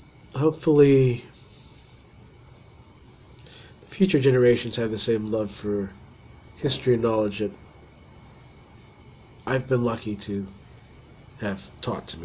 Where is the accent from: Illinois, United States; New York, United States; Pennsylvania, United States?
Pennsylvania, United States; Ligonier; also born or lived in Somerset, Pennsylvania / Boswell, Pennsylvania; I grew up in Ligonier